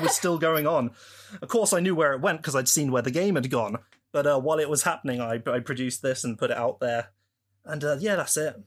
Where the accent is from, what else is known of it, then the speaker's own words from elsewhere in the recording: United Kingdom; I'm a British person from the U K.